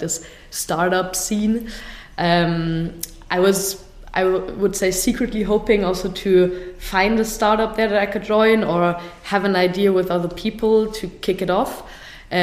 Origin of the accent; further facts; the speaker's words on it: Munich, Bavaria, Germany; English is a second language; moved away as an adult; also born or lived in Zurich, Switzerland; now in Berlin, Germany; I'm basically originally from Munich, Germany